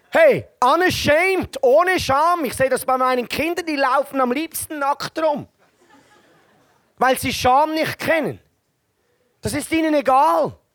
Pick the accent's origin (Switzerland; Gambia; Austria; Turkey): Switzerland; Ja, ich, wenn ich mir Deutsche vorstelle als Schweizer, dann denke ich, sind ähnlich wie mir, die wollen etwas machen.